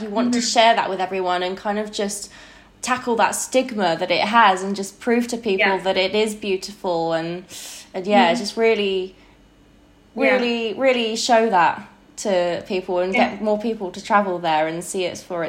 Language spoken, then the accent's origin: English; England, United Kingdom; moved away as an adult; But I've always lived in England, well, up until like the recent years. But so my grandparents actually moved from Hong Kong to England. that was in the 60s